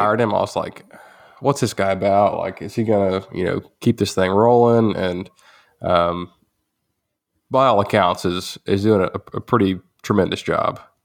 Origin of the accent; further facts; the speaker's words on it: Groesbeck, Texas, United States; Groesbeck, uh, my hometown